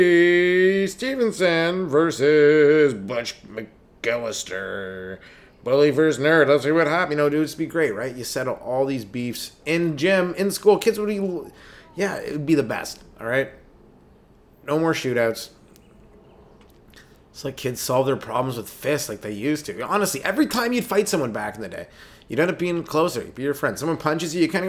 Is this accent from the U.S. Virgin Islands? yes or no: no; Canada; as a Canadian